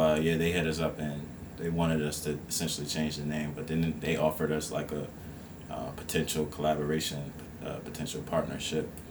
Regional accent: Esmont, Virginia, United States; I was born and raised um, in, Ed, in the Esmont area, which is like fifteen miles outside of Charlottesville, and so I'm basically born and raised in Albemarle County

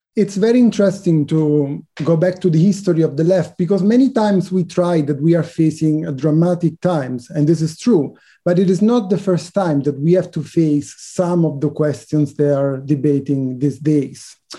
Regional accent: Italy; I was born in Italy

